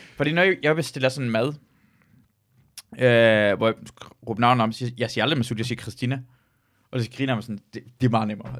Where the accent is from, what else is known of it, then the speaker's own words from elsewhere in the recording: Denmark; jeg voksede op i Danmark